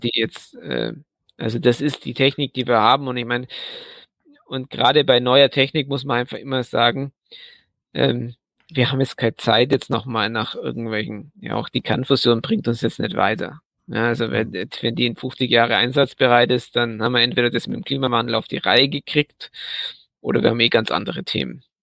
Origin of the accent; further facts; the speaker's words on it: Southern Germany, Germany; ich bin ja aus Süddeutschland